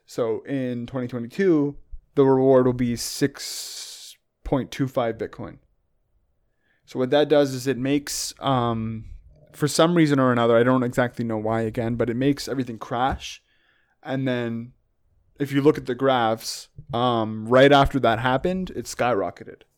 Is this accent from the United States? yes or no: no; Canada; I'm obviously Canadian